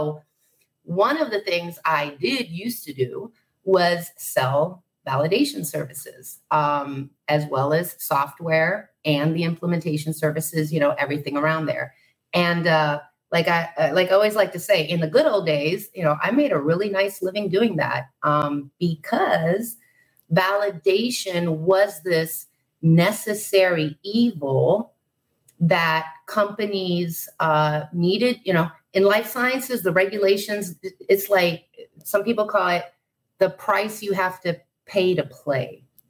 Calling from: Puerto Rico; I am in Puerto Rico. So, good morning. From a very balmy, probably feels like 105 degrees today.

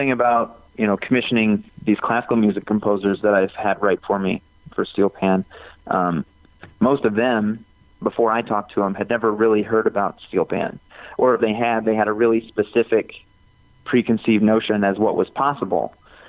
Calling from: New Mexico, United States; also born or lived in Chicago; I'm calling you from New Mexico. Half the time I'm based in Chicago

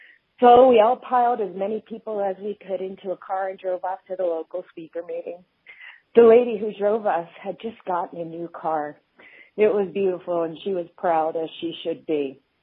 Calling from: Martinez, California, United States; Hi, Grapevine. … I'm from Martinez, California.

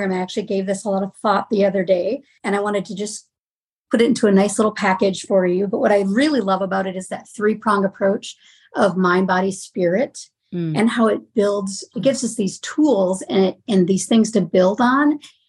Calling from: Oak Grove, Minnesota, United States; From Oak Grove, Minnesota.

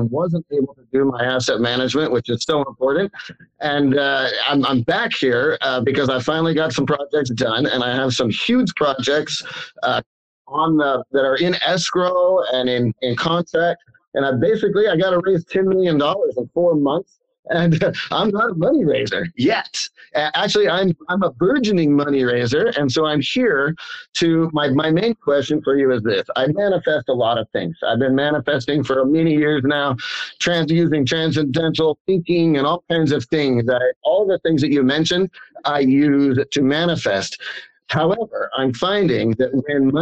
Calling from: Roseville, California, United States; I'm calling in from Roseville, California

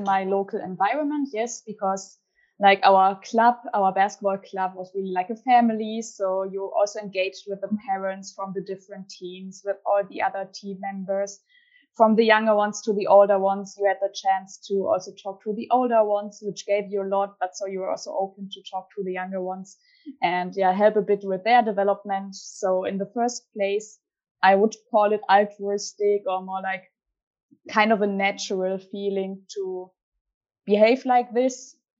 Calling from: Magdeburg, Saxony-Anhalt, Germany; I'm back in Germany now, and I'm currently based in Magdeburg. So yeah, I'm back from Japan for my studies and enjoy to be back in Germany.

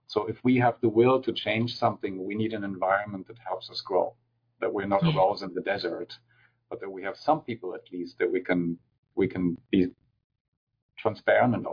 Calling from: California, United States; And, and I'm speaking from California

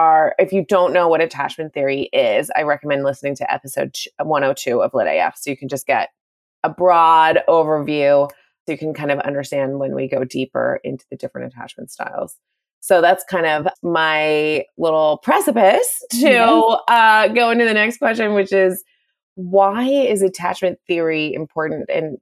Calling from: California, United States; I'm calling from California

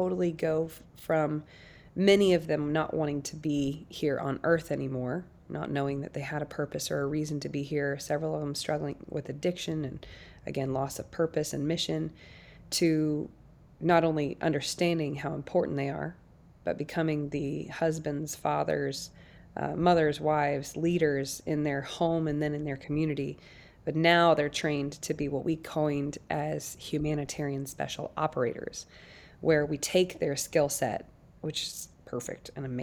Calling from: Nashville, Tennessee, United States; I'm calling in from Nashville, Tennessee today.

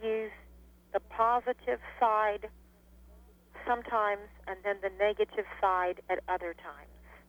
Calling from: Charleston, West Virginia, United States; I'm calling from Charleston, West Virginia.

